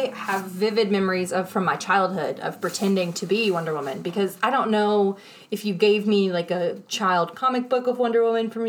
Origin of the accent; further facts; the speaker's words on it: the South, United States; I'm from the South.